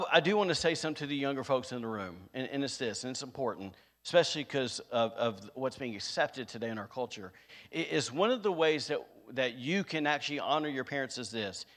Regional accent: the South, United States; now in Rockport, United States; I was from the South

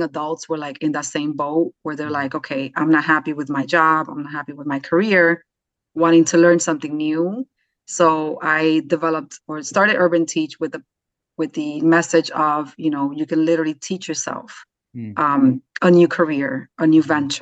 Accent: New York City, New York, United States; now in North Jersey, United States; I'm from the Bronx, New York, raised New York City girl

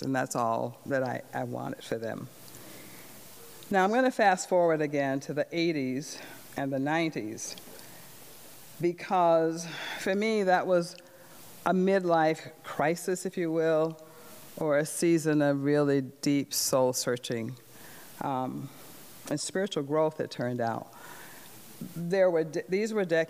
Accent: the South, United States; the early years of growing up in the South

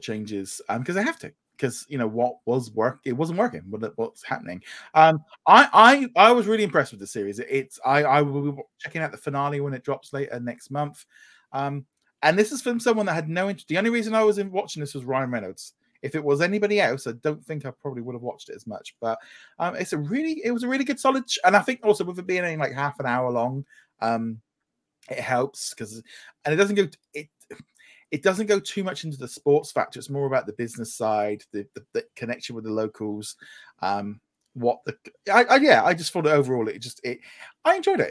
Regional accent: United Kingdom; as a British

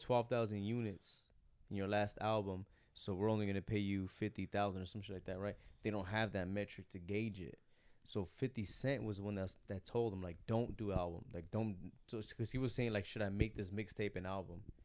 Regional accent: Monterey County, Bay Area, California, United States; moved away; also born or lived in the South (US); I'm coming from Cali, I'm coming from Bay Area, I'm coming from, like, Monterey County type

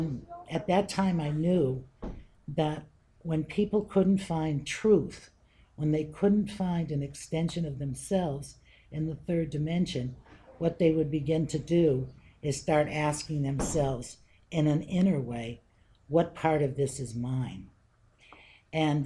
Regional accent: Western Massachusetts, United States; now in West Boylston, United States; I come from Western Massachusetts

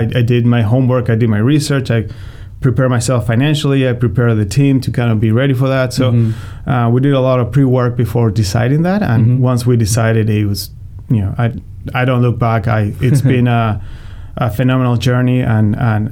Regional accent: Argentina; moved away as an adult; now in St. Louis, United States; Born and raised in Argentina. I came here when I was 19.

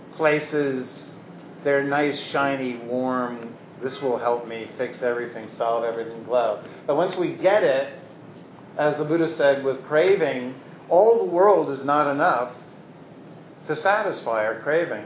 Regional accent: Brooklyn, New York, United States; I was from Brooklyn

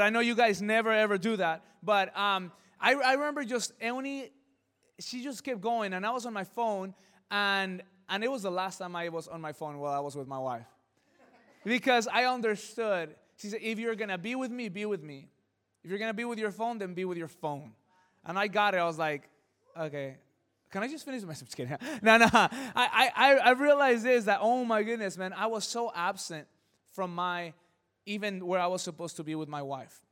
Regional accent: El Monte, California, United States; I come from El Monte, it's a crazy city, things get stolen

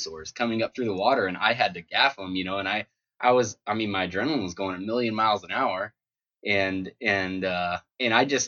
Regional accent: Homer, Alaska, United States; also born or lived in Big Bear, California; I was born in Big Bear, California, and raised pretty much my whole life in Homer, Alaska.

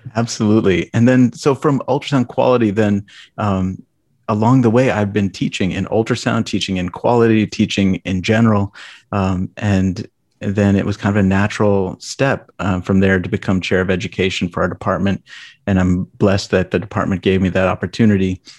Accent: Lexington, Ohio, United States; moved away as an adult; now in Minnesota, United States; I grew up in rural Ohio, um, just outside Lexington, Ohio

